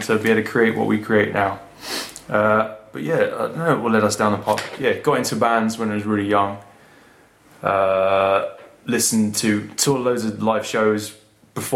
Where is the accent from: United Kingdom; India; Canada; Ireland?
United Kingdom; Surrey, South East England; I'm from Surrey